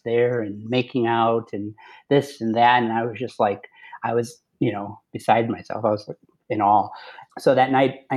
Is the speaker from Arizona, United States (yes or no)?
no; Chicago, Illinois, United States; born and raised, actually born and raised in the city, not in the suburbs